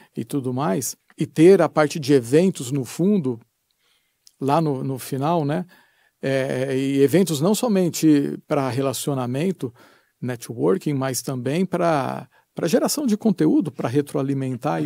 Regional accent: Brazil; eu sou lá do Brasil

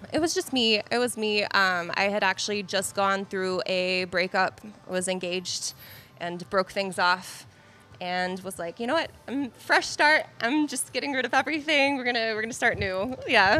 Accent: Carrollton, Georgia, United States; I'm actually from Carrollton, Georgia

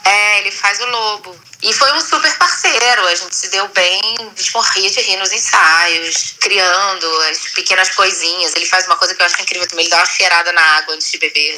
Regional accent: Brazil; não sou descendente de nada, eu sou totalmente brasileira

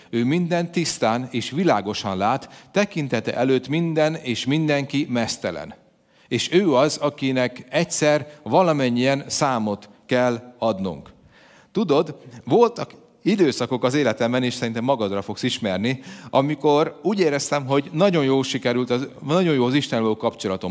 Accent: Hungary; magyar vagyok

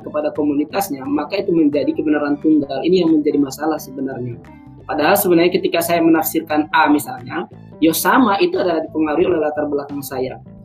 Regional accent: South Tapanuli, North Sumatra, Indonesia; now in Yogyakarta, Indonesia; saya dari Sumatera Utara, uh, eh, Tapanuli Selatan.

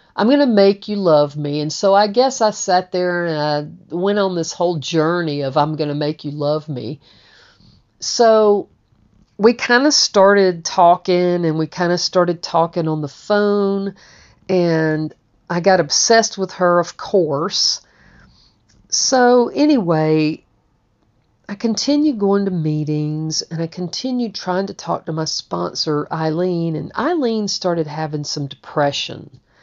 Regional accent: Georgia, United States; I'm from Georgia.

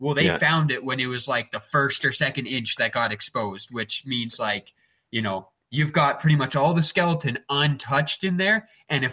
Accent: Acme, Alberta, Canada; I grew up in Acme, Alberta, if you have any idea where that is. It's just really small town, like 600-700 people

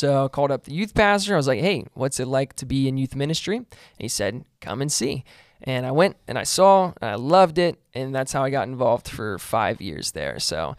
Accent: Burlington, Kentucky, United States; Born and raised in Northern Kentucky, so I'm a Northern Kentuckyite, NKY, let's go. Boone County, Burlington, it's where I grew up.

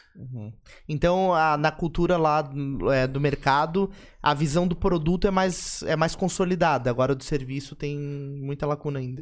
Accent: Brazil; como brasileiro

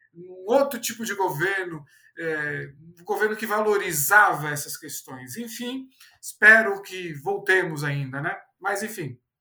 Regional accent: São Paulo, Brazil; also born or lived in Fortaleza; eu sou paulistano

